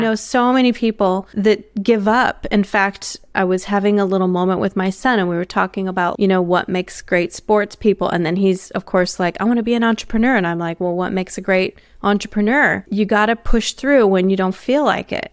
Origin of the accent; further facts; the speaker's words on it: United States; now in Australia; for me as an American